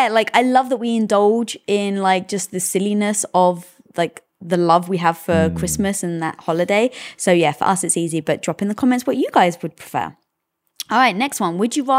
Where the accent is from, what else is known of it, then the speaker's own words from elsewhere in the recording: United Kingdom; obviously being British, we never celebrated Thanksgiving